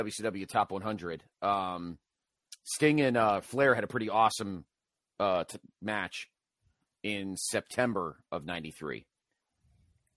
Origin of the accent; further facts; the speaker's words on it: New Haven, Connecticut, United States; Where I grew up in Central, in the New Haven area in Central Connecticut